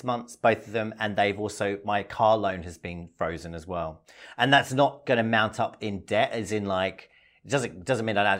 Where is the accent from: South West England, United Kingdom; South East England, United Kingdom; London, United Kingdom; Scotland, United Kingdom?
London, United Kingdom; now in Australia; I'm from London